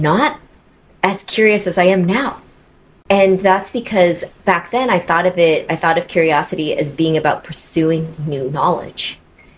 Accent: Seattle, Washington, United States; I came back to Seattle, which is my hometown

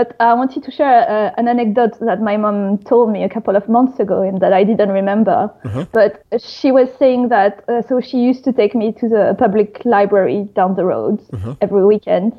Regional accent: Paris, Île-de-France, France; English is a second language; moved away as an adult; now in London, United Kingdom; I'm French and I grew up and studied in Paris, but I've been based in London for the past 9 years

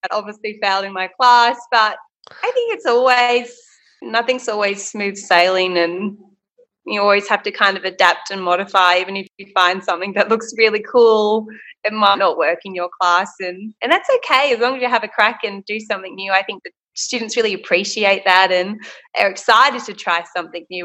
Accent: Port Macquarie, New South Wales, Australia; Port Macquarie.

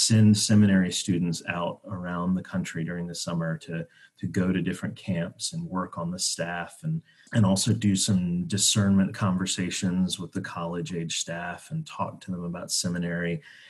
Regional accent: North Carolina, United States; I grew up in North Carolina

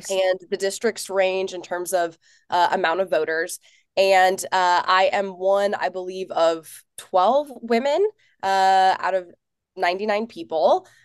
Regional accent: Nashville, Tennessee, United States; and I'm from Nashville.

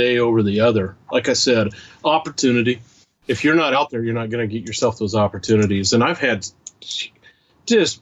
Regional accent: Washington, United States; moved away; my home state anymore, Washington

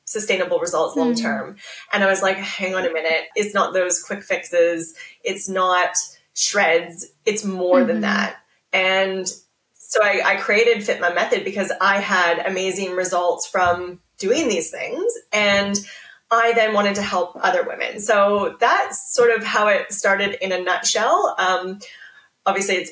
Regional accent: Canada; moved away as an adult; now in Australia; I'm Canadian. I have been living in Australia for 12 years now

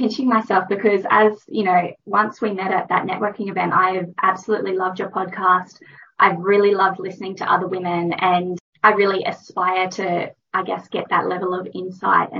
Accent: Brisbane, Queensland, Australia; also born or lived in Texas, Queensland; now in Canberra, Australia; I predominantly grew up in Brisbane

